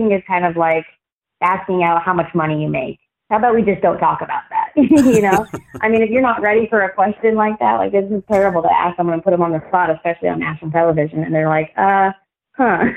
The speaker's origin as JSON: {"language": "English", "country": "United States", "said": "being an American"}